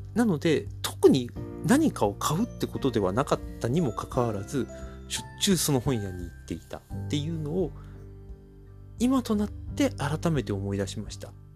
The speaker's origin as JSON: {"language": "Japanese", "region": "Chiba", "country": "Japan", "said": "僕千葉県民なんですが"}